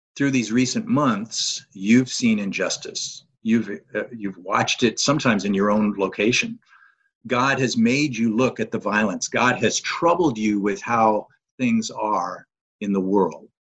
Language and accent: English; North Georgia, United States; I'm from North Georgia area, live in the Canton area, which is north of Atlanta